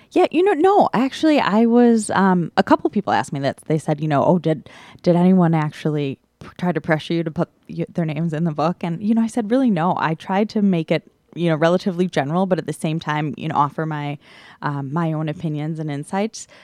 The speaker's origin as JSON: {"language": "English", "town": "Milwaukee", "region": "Wisconsin", "country": "United States", "tie": "born or raised there", "said": "I was born and raised in Milwaukee"}